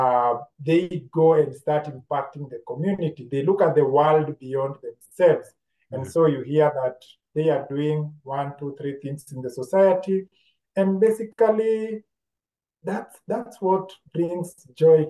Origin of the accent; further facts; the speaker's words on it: Nairobi, Kenya; also born or lived in Meru, Kenya; So I grew up in Majengo, in a slum